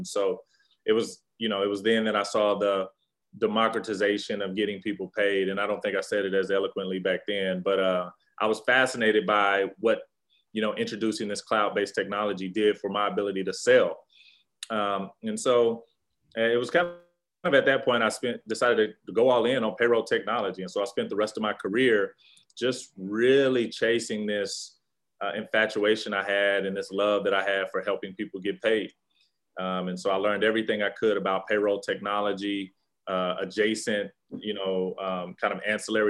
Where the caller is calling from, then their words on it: Dallas, Texas, United States; calling from the beautiful, the elegant, the remarkable, and the wealthy Dallas, Texas.